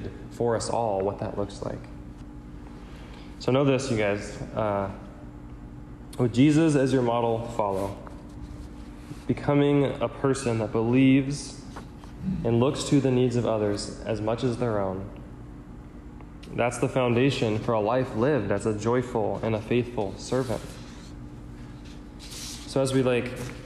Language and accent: English; United States; I'm wired that way growing up in America